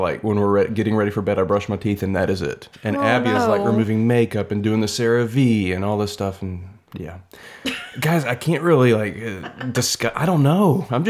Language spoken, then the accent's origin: English; Louisiana, United States; But see, I'm from Louisiana, so it's like got this nostalgia thing for me.